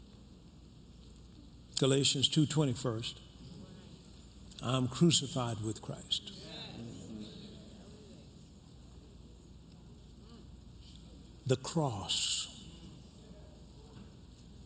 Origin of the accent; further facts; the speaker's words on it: the South, United States; I was raised in the South.